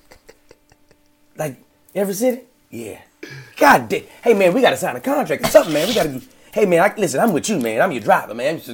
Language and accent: English; Louisiana, United States; moved away; also born or lived in Los Angeles; I'm from Louisiana